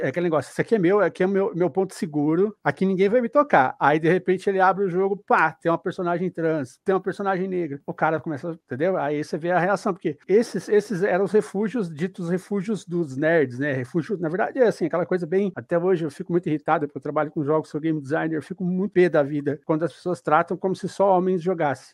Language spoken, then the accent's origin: Portuguese; Paraná, Brazil; now in São Paulo, Brazil; eu sou do Paraná, moro em São Paulo